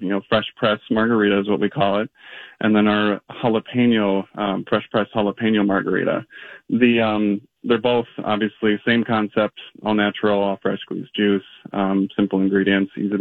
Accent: Minnesota, United States; being a Minnesotan

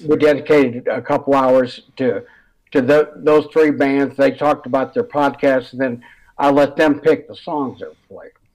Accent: Detroit, Michigan, United States; I was from Metro Detroit

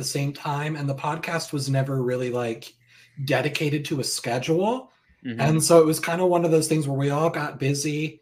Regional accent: Springfield, Missouri, United States; He's from the same city I am

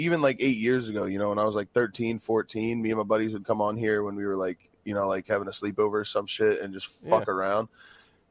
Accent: Florida, United States; now in New York, United States; I grew up in Florida, bro. I live in New York now.

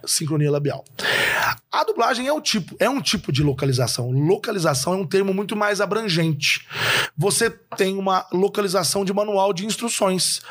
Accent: interior of Minas Gerais, Brazil; eu sou do interior de Minas

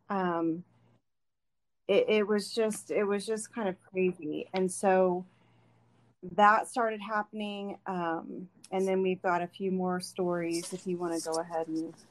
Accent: Bixby, Oklahoma, United States; i am a native oklahoman i grew up in bixby

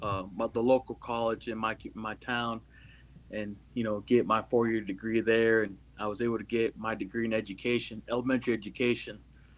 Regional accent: Goshen, Indiana, United States; moved away as an adult; now in South Carolina, United States; Yeah, so I'm from Indiana, Goshen, Indiana. It's all the way up north in northern part of Indiana. The best way I can describe it to people is about 45 minutes away from South Bend, Notre Dame. I grew up there, you know, all my life.

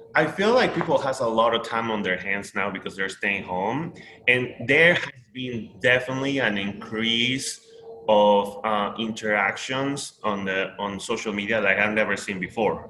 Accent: Peru; English is a second language; now in United States; I am Peruvian, born and raised.

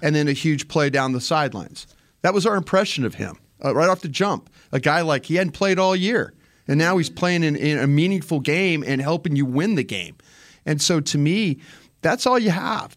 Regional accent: Dallas, Texas, United States; I'm from Dallas

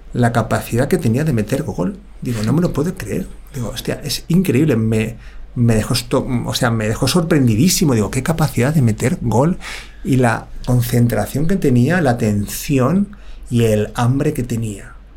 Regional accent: Villaviciosa de Odón, Community of Madrid, Spain; now in Las Rozas, Spain; yo soy de Villaviciosa Dodón, pero ahora vivo en La Roza.

